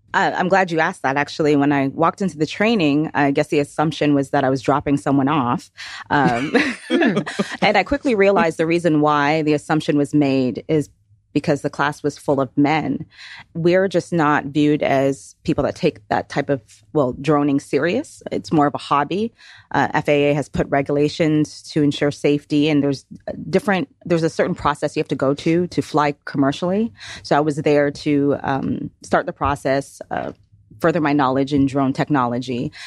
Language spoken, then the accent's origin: English; Toronto, Ontario, Canada; now in Georgia, United States; originally from Toronto, Ontario, moved to Georgia in nineteen ninety-nine